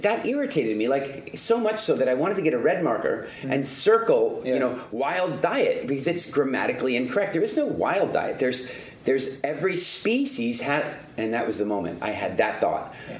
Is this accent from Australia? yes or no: no; South Africa; I'm into conservation, and I'm originally from South Africa, so I had this, like, you know, deep-seated curiosity and interest in all things nature conservation.